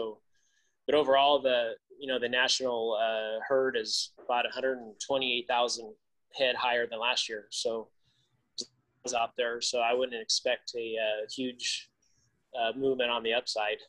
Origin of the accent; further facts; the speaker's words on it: the Valley, California, United States; I'm from the Valley